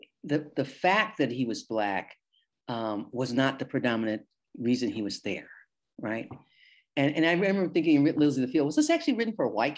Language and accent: English; Detroit, Michigan, United States; growing up in Southwest Detroit, in 1957, I can think, you know, I'm actually conscious for five, 6 years old, is that, you know, we were integrated in that. And our neighborhoods were Italians, Polish, and Hungarians.